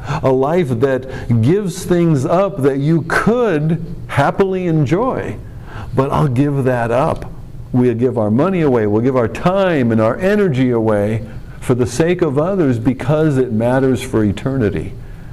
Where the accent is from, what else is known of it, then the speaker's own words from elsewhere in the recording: United States; we as American Christians